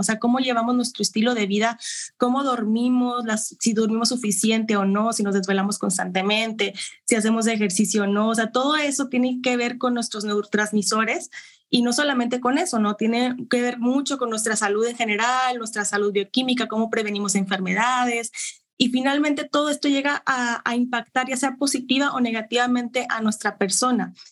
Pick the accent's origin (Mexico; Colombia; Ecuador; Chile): Mexico; Monterrey, Nuevo León; Yo soy de Monterrey, Nuevo León.